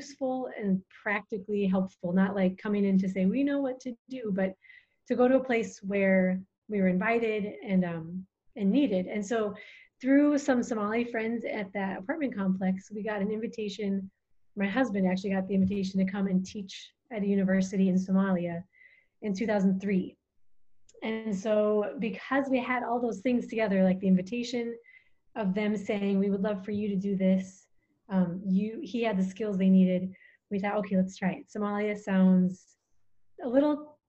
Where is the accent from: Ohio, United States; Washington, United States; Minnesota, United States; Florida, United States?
Minnesota, United States; moved away as an adult; now in Djibouti; I'm from Minnesota originally